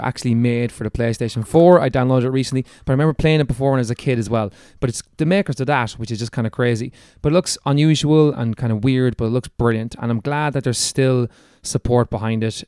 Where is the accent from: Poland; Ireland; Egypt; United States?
Ireland; accent: Irish; It's my Irish accent